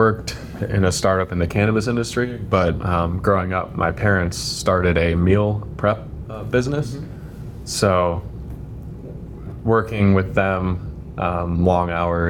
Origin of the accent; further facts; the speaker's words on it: Bay Village, Ohio, United States; I grew up in Bay Village, Ohio.